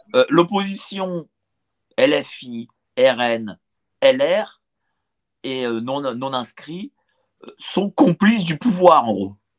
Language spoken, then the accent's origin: French; France; on est français